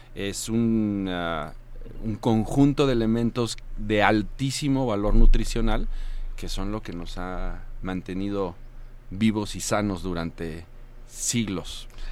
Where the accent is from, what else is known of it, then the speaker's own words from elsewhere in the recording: Morelos, Mexico; en mi tierra en Morelos